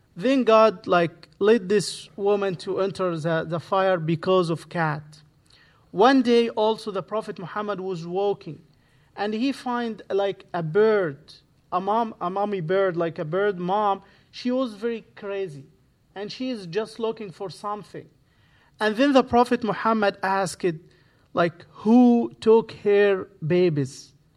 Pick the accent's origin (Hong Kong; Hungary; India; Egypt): Egypt; English is a second language; moved away as an adult; now in Santa Barbara, United States; I speak Arabic, I'm from Egypt, I moved here twenty eighteen.